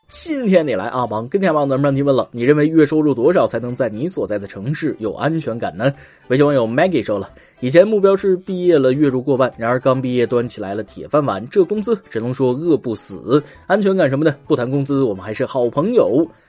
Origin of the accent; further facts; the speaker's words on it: northern China, China; 身为北方人的我无法理解南方人看到雪的激动